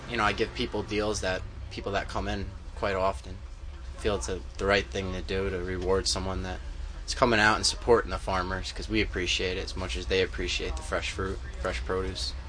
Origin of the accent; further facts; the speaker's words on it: Milton, New York, United States; Milton, New York